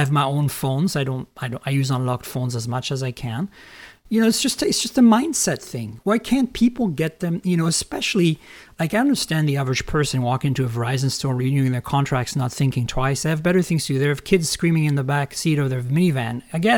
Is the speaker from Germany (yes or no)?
no; Canada; also born or lived in France; now in United States; Look, I grew up in Canada, which is a socialist country. I grew up in France, which is a socialist country.